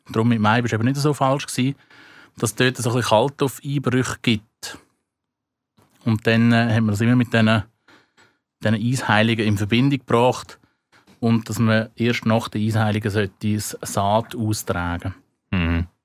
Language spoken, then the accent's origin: German; Switzerland; Aber nicht da bei uns in der Schweiz.